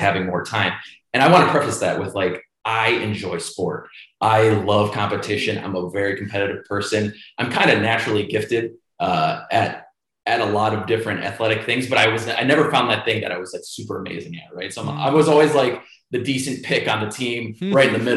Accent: Cleveland, Ohio, United States; Grew up in Cleveland

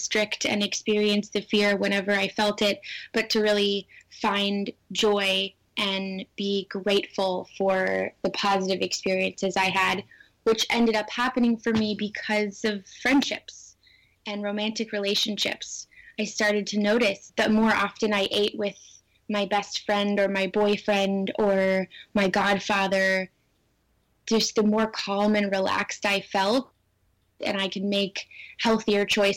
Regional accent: Southern California, United States; growing up in Southern California as a young girl

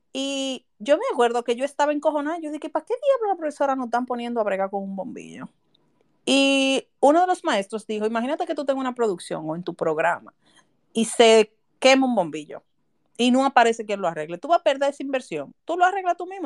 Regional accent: Santo Domingo, Distrito Nacional, Dominican Republic; Yo nací en el barrio La Ciénaga, de, por ahí por donde está la Marina de Guerra, en un patio, donde yo recuerdo que era un baño para como 14 familias

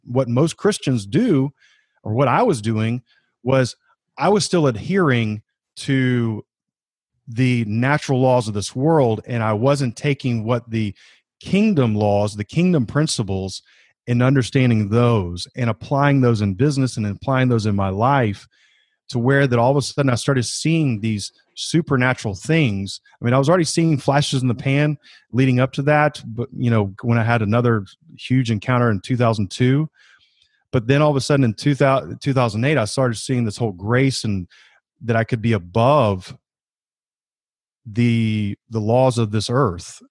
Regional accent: Georgia, United States; moved away as an adult; also born or lived in South Carolina; I grew up in Georgia.

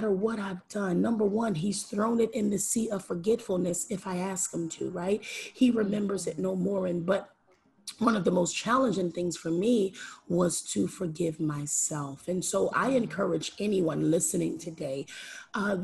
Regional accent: Philadelphia, Pennsylvania, United States; I am born and raised in Philadelphia, Pennsylvania, inner city Philadelphia, Pennsylvania

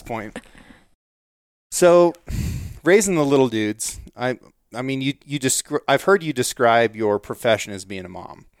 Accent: United States; also born or lived in Norway; as an American

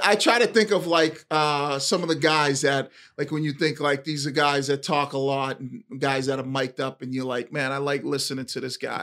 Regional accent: Boston, Massachusetts, United States; as kids growing up in Eastie

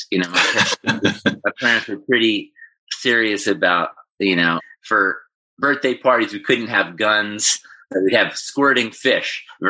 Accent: Ithaca, New York, United States; that was kind of pretty much where I grew up from 2 to 18, was in the same house, sort of in the country outside of Ithaca, New York.

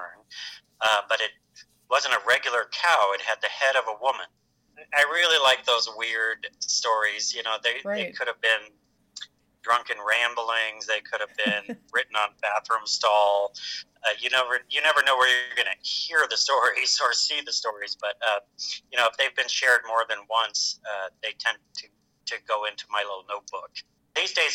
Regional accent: Monterey County, California, United States; moved away as an adult; also born or lived in Northern Arizona; I was born and raised in Monterey County

